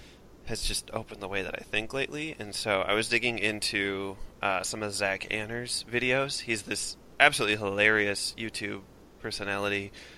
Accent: Minnesota, United States; accent: Minnesota; I would do my worst Minnesota accent right now, but I have a feeling I'm already doing it.

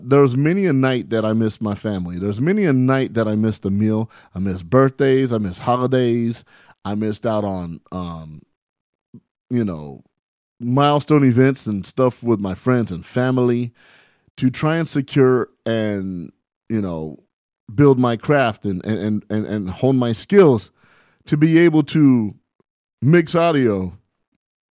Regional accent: San Bernardino, California, United States; here I am from San Bernardino, California, you know, 43 years old, living my dream.

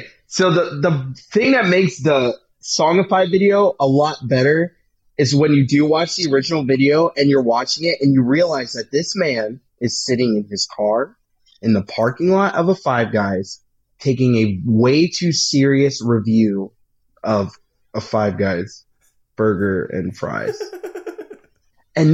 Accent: Pennsylvania, United States; Does it help that we're from Pennsylvania?

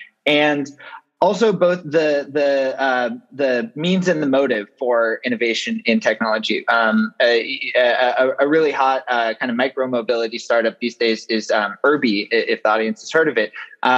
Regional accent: Santa Monica, California, United States; I was born and raised in Santa Monica, and the house that I grew up in and my parents still live in was built in the 1930s for Douglas aircraft workers

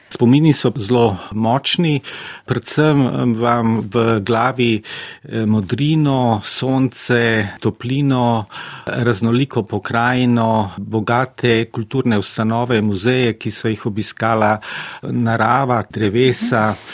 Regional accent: Slovenia

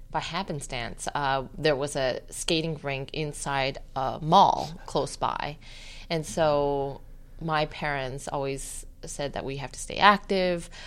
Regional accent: Torrance, California, United States; Torrance, California.

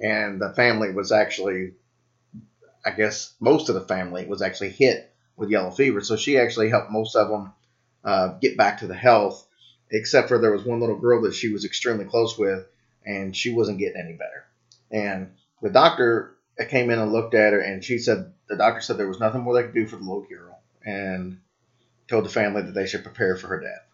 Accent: Louisville, Kentucky, United States; my hometown

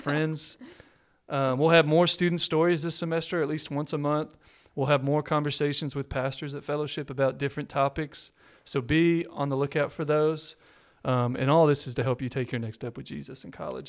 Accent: Texas, United States; I'm a Texan

